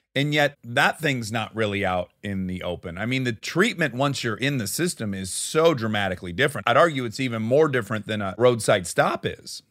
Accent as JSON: {"language": "English", "town": "Detroit", "region": "Michigan", "country": "United States", "said": "I'm from Detroit"}